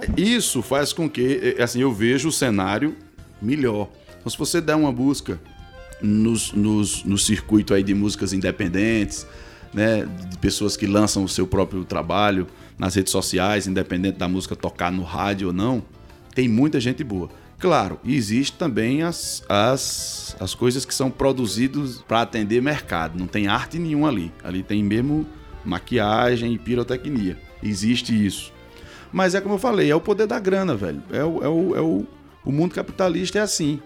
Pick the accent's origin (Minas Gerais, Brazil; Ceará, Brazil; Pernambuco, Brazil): Ceará, Brazil; Cariri; sou daqui do Cariri